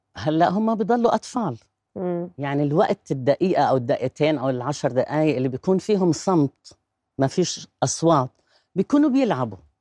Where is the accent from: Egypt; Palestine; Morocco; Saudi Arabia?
Palestine; Gaza, Gaza Strip; moved away as an adult; now in Jordan; أنا مواليد غزة خلصت توجيهي في غزة فكانت طفولة حلوة حلوة كتير